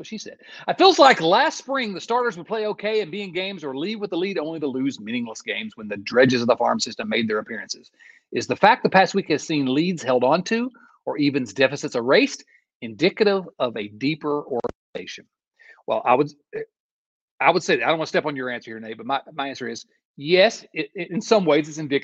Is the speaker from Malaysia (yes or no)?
no; Appalachia, United States; I'm from the hills of Appalachia